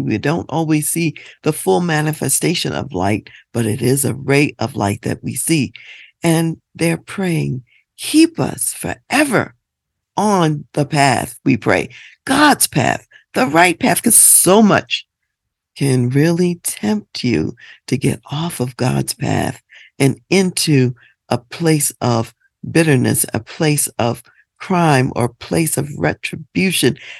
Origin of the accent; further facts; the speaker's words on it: United States; as African American people